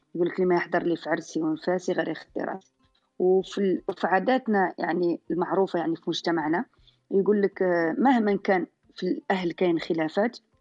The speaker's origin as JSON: {"language": "Arabic", "region": "southern Algeria", "country": "Algeria", "said": "احنا في خصوصا عندنا في الجنوب"}